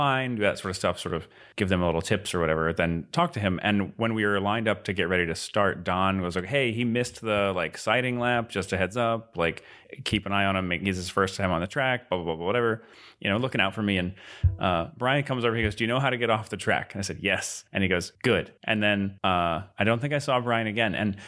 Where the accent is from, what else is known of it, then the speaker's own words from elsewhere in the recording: Virginia, United States; I'm from Virginia.